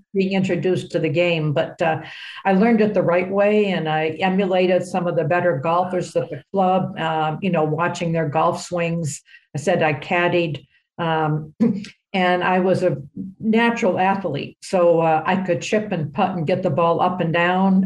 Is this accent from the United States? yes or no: yes; New Hampshire, United States; good young player growing up in New Hampshire